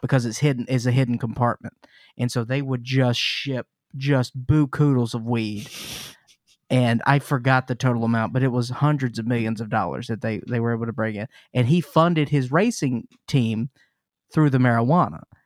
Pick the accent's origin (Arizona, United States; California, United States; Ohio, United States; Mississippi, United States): Mississippi, United States; Jackson; I grew up in Mississippi. In Jackson, Mississippi